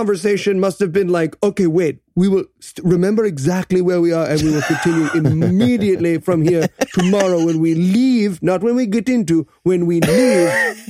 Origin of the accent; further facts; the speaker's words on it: Nigeria; I'm Nigerian. I don't know if you guys know.